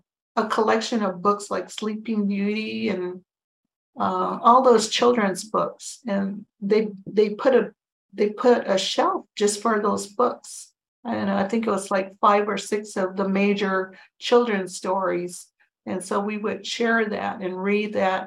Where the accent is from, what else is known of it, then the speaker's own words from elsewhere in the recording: Tohono O'odham Nation Reservation, Arizona, United States; also born or lived in Green Valley, Arizona; I grew up on the Tohono Nation Reservation.